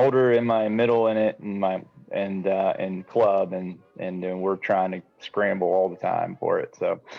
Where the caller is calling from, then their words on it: Bristol, Tennessee, United States; I'm in Bristol, Tennessee. I'm at home now.